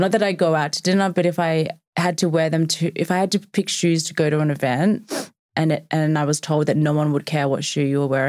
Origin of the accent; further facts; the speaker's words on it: Australia; moved away; I used to wear Uggs a lot as a teenager because I'm from Australia.